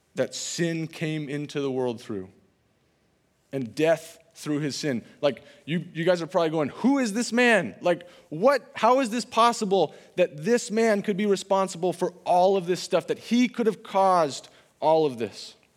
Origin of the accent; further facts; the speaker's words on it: California, United States; moved away as an adult; now in Iowa, United States; I'm from California